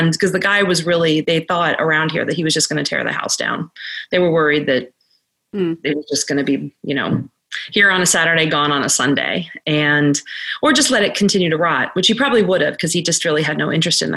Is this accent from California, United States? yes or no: no; Arlington, Virginia, United States; I grew up in Arlington, Virginia, which is about an hour from here